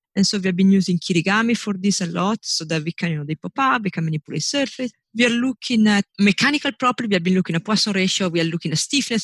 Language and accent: English; northern Italy, Italy; moved away as an adult; I was born in Italy. I was raised in Italy. I grew up in Italy.